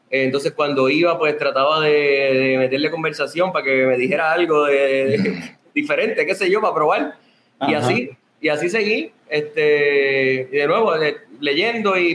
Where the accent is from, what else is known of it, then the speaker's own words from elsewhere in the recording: Sabana Grande, Puerto Rico; somos de Sabana Grande.